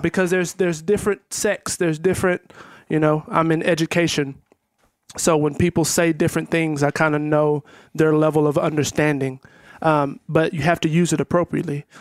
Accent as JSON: {"language": "English", "region": "Texas", "country": "United States", "said": "I'm from Texas"}